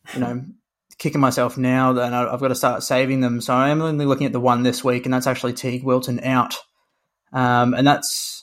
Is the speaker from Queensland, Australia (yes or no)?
yes; Brisbane, Queensland, Australia; I was born and raised in Brisbane, so I'm actually Queensland